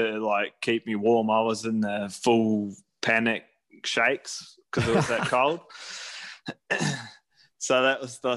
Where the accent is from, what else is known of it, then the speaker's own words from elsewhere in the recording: New Zealand; also born or lived in Mackay, Australia; now in Noosa, Australia; I'm a soft Kiwi, self labeled